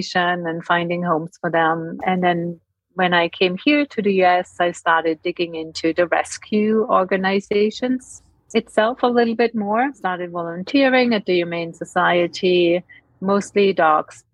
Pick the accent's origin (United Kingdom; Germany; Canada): Germany; moved away as an adult; now in United States; I'm from Europe, from Germany.